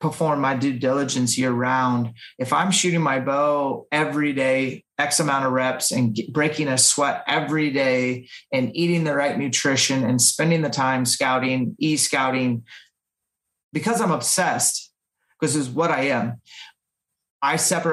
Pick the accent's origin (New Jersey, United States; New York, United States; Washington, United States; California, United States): Washington, United States; in my home state of Washington